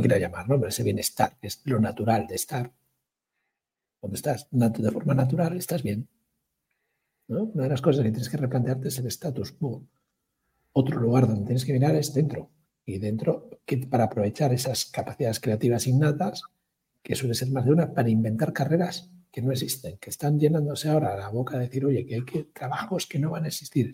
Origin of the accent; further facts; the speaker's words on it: Galicia, Spain; yo como gallego